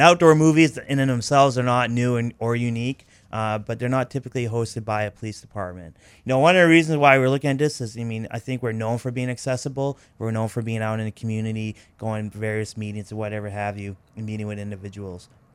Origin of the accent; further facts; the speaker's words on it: Maine, United States; I was adopted, so all but a month of my life I've been in Maine